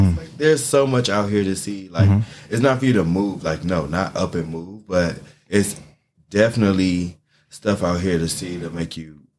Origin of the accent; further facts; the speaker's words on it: Jacksonville, Florida, United States; I'm actually from Florida, so I'm from Jacksonville, Florida. They call it the country.